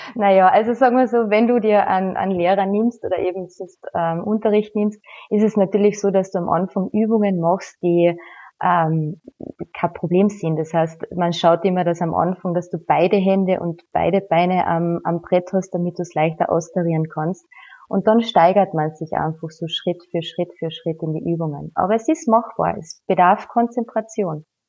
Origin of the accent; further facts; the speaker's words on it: Villach, Carinthia, Austria; rund um meine Heimatstadt sind 17 Seen